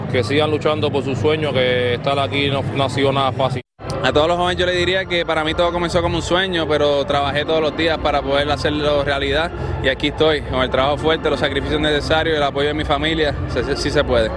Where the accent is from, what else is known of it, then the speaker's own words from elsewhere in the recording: Santa Isabel, Puerto Rico; de donde vengo, el barrio Velázquez en Santa Isabel